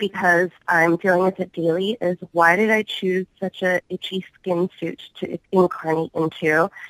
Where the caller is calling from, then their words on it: California, United States; I'm calling from California